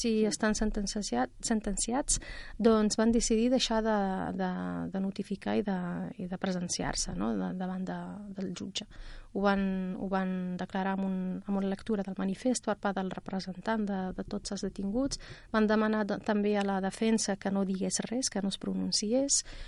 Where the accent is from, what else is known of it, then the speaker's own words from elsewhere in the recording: Rif, Morocco; now in Catalonia, Spain; del Rif, d'on vinc jo, d'on sóc originària